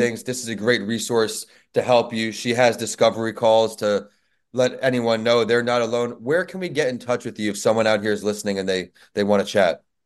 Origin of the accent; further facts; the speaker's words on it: New York, United States; moved away; my home state, New York